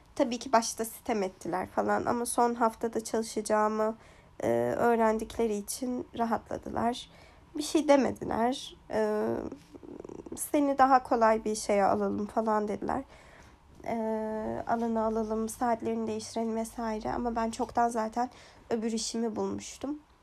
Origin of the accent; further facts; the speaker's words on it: Kurdistan, Turkey; moved away as an adult; now in Ireland; aslen Kürdüm e, ve Kürtçe müzik e, Türkiye'deyken yani mesela ergenliğimde